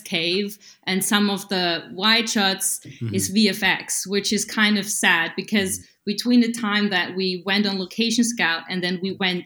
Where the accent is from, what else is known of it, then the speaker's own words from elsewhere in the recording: Austria; moved away; near my hometown in the Austrian Alps